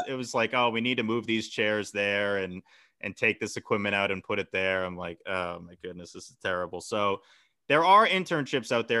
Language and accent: English; Hingham, Massachusetts, United States; my hometown, Hingham